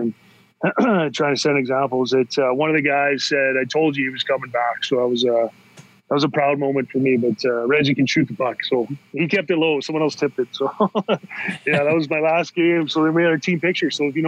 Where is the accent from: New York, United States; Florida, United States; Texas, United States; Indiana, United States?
Florida, United States; Tampa; we grew up in Tampa